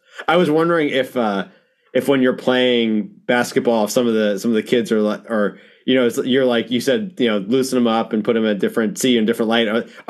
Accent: Long Island, New York, United States; I grew up on Long Island

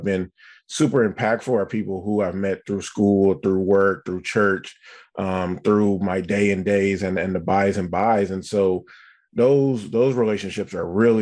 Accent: the Bay Area, California, United States; I'm from the Bay Area.

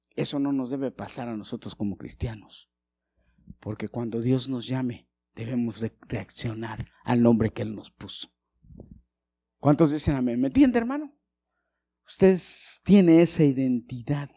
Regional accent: Mexico City, Mexico; yo nací en un barrio peligrosito, malo. Y crecí ahí

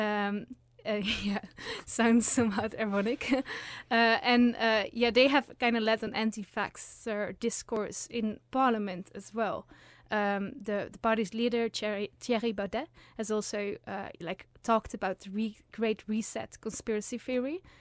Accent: Netherlands; now in Uppsala, Sweden; I'm originally from the Netherlands

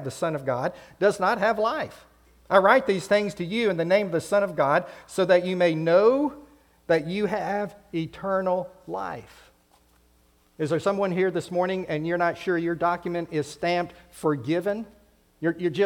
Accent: United States; that passport was stamped with my home country. It said USA

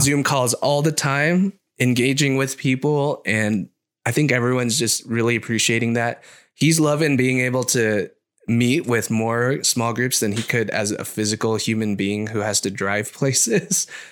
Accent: Orange County, California, United States; I grew up in Orange County, which is not very Asian.

